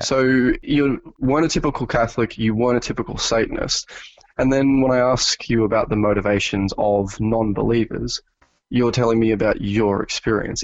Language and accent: English; New South Wales, Australia; I was born in New South Wales, uh, which is one of the more populated states in, uh, Australia